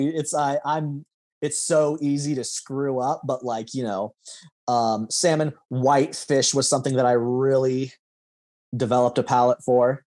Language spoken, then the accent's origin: English; Lincoln, Nebraska, United States; growing up, I would have considered that South Lincoln